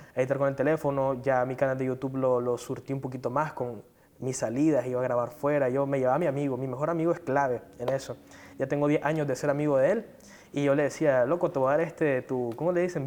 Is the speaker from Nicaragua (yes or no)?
yes; Managua, Nicaragua; soy originario de Managua